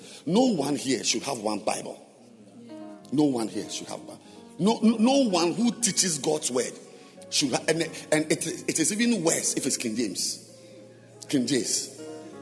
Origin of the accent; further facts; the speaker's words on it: Ghana; I am a Ghanaian with a Ghanaian passport